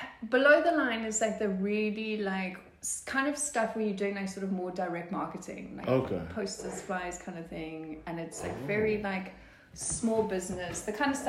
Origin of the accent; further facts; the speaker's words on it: Pietermaritzburg, KwaZulu-Natal, South Africa; I'm from Maritzburg